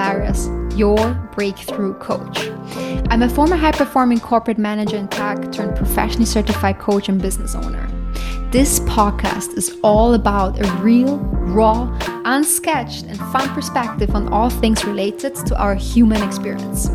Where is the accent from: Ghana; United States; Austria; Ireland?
Austria; We are actually cousins. We grew up together back in Austria